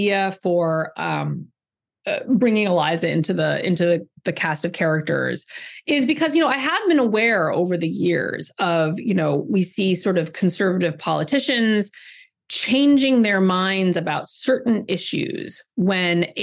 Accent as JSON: {"language": "English", "region": "California", "country": "United States", "tie": "born or raised there", "said": "I grew up in California and I went to Berkeley"}